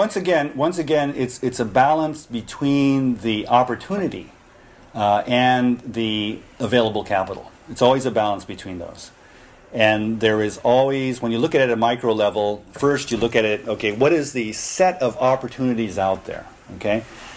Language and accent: English; Japan; I'm an American citizen. I was born and raised in Japan.